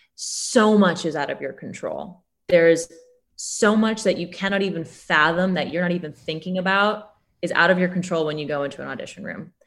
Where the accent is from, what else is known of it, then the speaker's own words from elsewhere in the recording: New York, United States; now in Chicago, United States; I am from New York